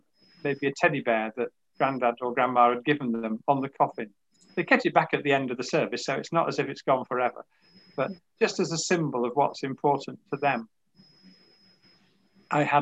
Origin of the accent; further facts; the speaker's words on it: Yorkshire and the Humber, United Kingdom; I'm from Yorkshire